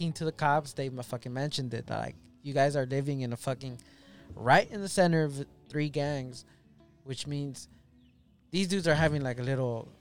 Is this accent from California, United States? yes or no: yes; Los Angeles, California, United States; I grew up in South Central.